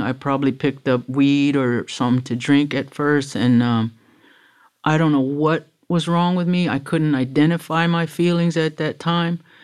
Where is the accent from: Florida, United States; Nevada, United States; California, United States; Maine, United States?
Florida, United States; Miami; also born or lived in Broward County, Florida; I was born in Jackson in Miami, nineteen fifty-seven